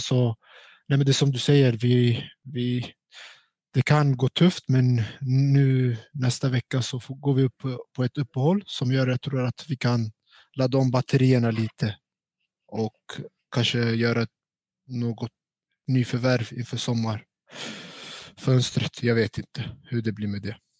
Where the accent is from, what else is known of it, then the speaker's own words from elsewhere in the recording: Stockholm, Stockholm County, Sweden; moved away as an adult; also born or lived in Kurdistan, Iraq / Norrland; now in Jönköping, Sweden; Jag är uppväxt i Stockholm och eh, bott där hela